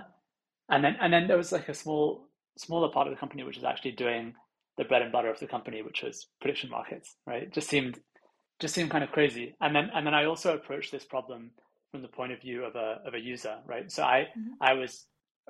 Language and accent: English; London, United Kingdom; I'm originally from London, and I grew up here